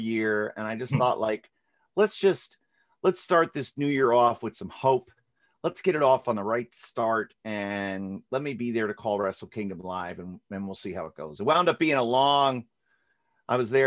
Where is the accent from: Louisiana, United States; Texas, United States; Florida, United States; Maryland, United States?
Florida, United States; I grew up in Florida